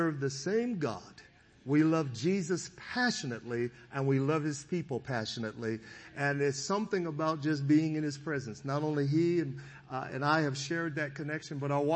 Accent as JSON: {"language": "English", "town": "Sacramento", "region": "California", "country": "United States", "tie": "born or raised there", "also_born_or_lived": "Foothill Farms, California", "said": "I was raised in the Del Paso Heights community in Sacramento, and later my family would be we would actually move into an area called Foothill Farms"}